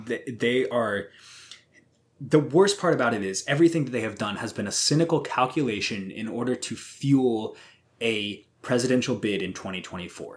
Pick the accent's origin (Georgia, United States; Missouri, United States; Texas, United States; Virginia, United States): Missouri, United States; I have never actually been ashamed to say I'm from Missouri